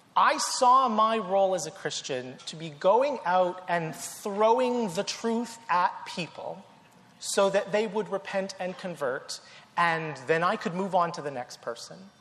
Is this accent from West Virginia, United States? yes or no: no; North Carolina, United States; I grew up in the South in North Carolina, grew up Southern Baptist